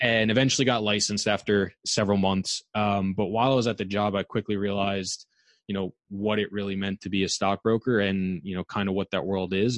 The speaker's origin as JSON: {"language": "English", "region": "New York", "country": "United States", "tie": "born or raised there", "also_born_or_lived": "Massachusetts", "said": "I'm from New York, born and raised, went to school in Long Island"}